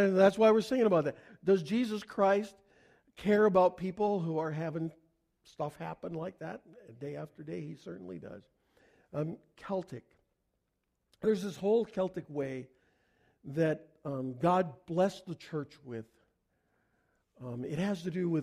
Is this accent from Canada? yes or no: yes; Canada; I'm a Canadian